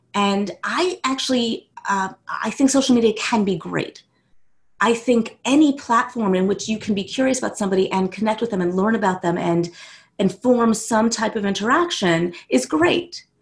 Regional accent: West Orange, New Jersey, United States; also born or lived in New York City; now in South Orange, United States; I grew up in West Orange

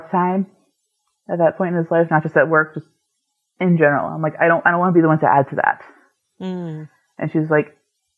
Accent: New England, United States; I grew up in New England

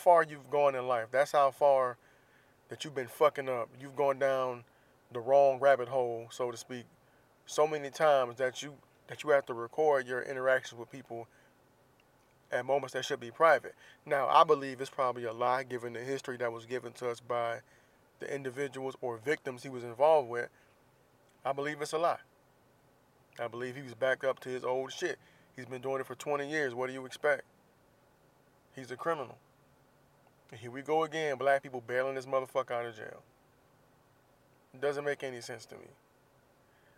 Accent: Jacksonville, Florida, United States; moved away; my hometown, Jacksonville, Florida, where I do not currently live.

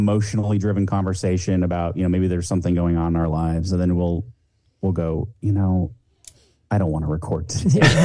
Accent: Pacific Northwest, United States; I grew up in the Pacific Northwest

